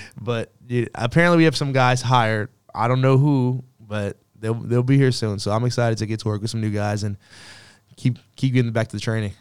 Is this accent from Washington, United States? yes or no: no; Katy, Texas, United States; moved away; I went back to Katy a little bit over the break, and that's where I'm from